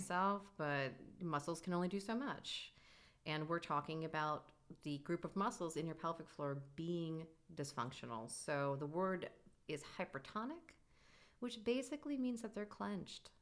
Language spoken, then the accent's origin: English; New York, United States; I am a New Yorker. I've always been a New Yorker